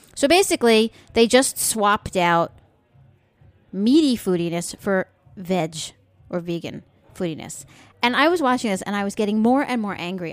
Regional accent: United States; we're American

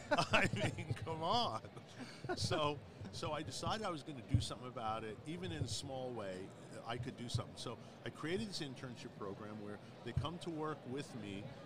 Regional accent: Glen Cove, New York, United States; moved away; I grew up in New York, okay. In Long Island. Shout out to Glen Cove.

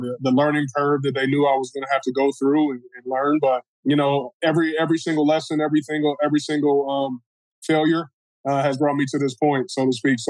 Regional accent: Cleveland, Ohio, United States; also born or lived in Seattle, Washington; now in Detroit, United States; born in Cleveland, Ohio

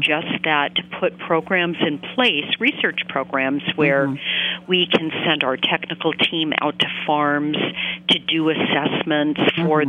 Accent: Maine, United States; I grew up in Maine

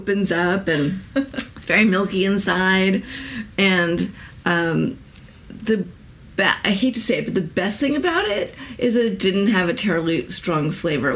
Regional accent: New York, United States; my home state of New York

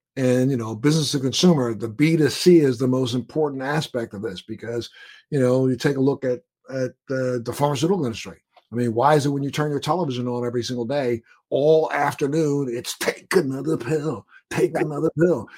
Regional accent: Maryland, United States; moved away; I'm from Maryland originally

